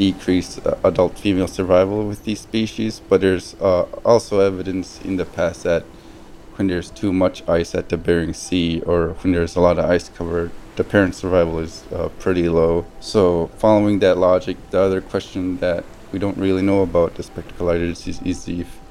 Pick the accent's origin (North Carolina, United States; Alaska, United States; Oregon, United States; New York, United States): Alaska, United States; Tuntutuliak; moved away as an adult; now in Fairbanks, United States; I spent my whole life or growing up in Tintituliak, living a subsistence lifestyle.